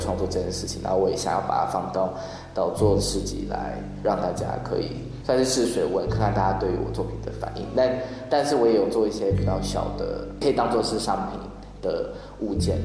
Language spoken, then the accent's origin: Chinese; Tainan, Taiwan; 我来自台南，然后我过去毕业于台北艺术大学剧场设计系，主修服装设计，然后我研究所开始在南艺大纤维组学习当代艺术